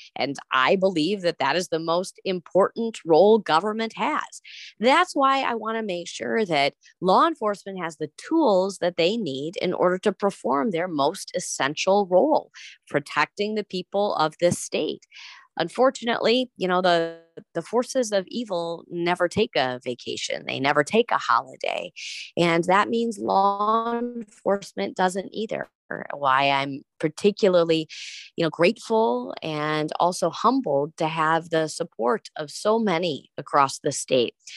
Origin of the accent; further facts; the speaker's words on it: Wisconsin, United States; I'm from Wisconsin